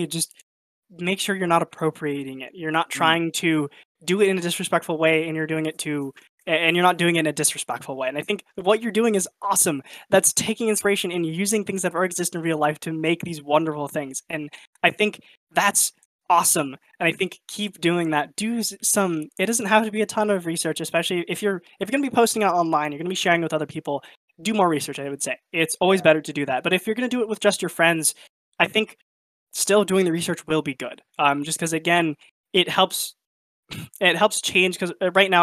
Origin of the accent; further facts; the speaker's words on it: United States; I grew up in America and I'm largely white passing